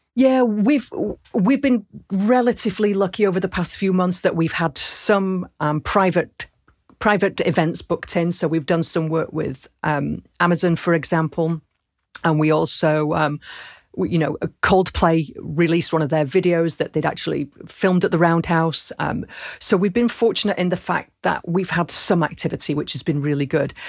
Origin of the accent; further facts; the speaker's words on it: Rochdale, North West England, United Kingdom; moved away; also born or lived in Camden, London; I was born in Rochdale